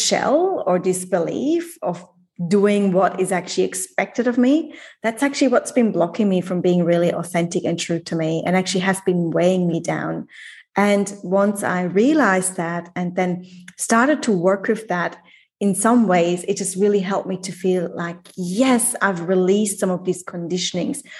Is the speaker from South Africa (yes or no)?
no; Switzerland; moved away as an adult; I left Switzerland when I was 19, moved across the world, never gone back